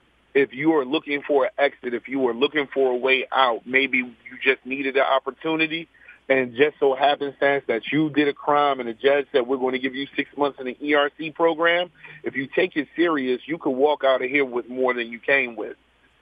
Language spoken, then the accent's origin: English; Philadelphia, Pennsylvania, United States; I'm from Wayne Avenue, Happy Hollow, raised in North Philly at the same time. I'm a graduate of Simon Gratz, Reynolds, Bache Martin. So I went to school in North Philadelphia my entire life.